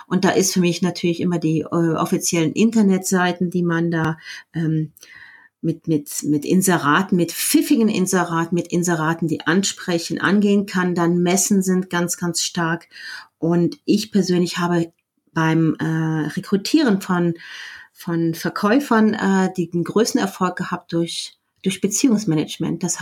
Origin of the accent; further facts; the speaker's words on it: Germany; now in Switzerland; Ich ähm, bin Deutsche, aber lebe in der Schweiz. Deswegen spreche ich kein Schweizerdeutsch.